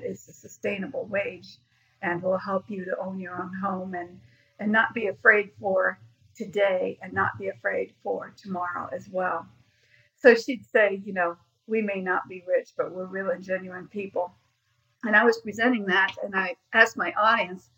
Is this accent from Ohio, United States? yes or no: yes; Ohio, United States; now in Greenville, United States; I'm originally from Ohio